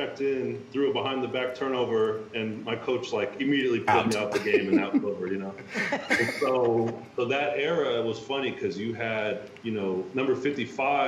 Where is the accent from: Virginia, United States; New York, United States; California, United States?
California, United States; Sacramento; I was growing up in Sacramento, California